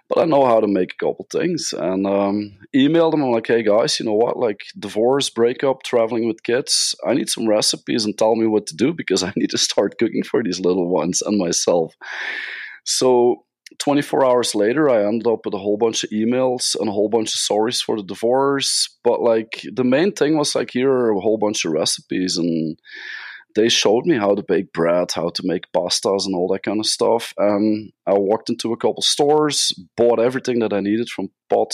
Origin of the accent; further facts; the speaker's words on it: Belgium; now in Las Vegas, United States; I'm from Belgium originally, Belgium, Europe, hence where the accent comes from.